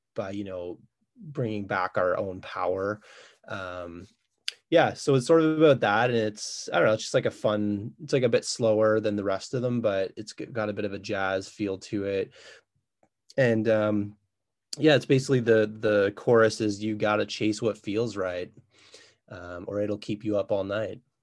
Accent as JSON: {"language": "English", "town": "Ottawa", "region": "Ontario", "country": "Canada", "moved": "as an adult", "lives_now": "Kingston, Canada", "said": "I'm originally from Ottawa, uh, I moved to Kingston about 14 years ago"}